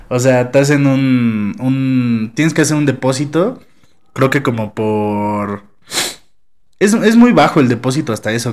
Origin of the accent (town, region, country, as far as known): Mexico